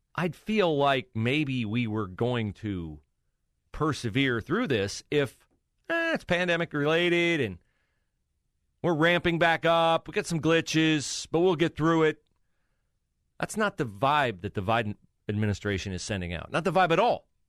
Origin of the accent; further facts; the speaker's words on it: West Liberty, Ohio, United States; I always describe my hometown, West Liberty, Ohio, as Mayberry